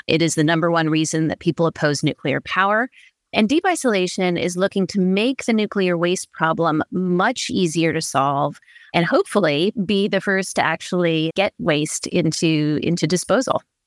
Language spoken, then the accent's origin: English; Berkeley, California, United States; I grew up in Berkeley, California.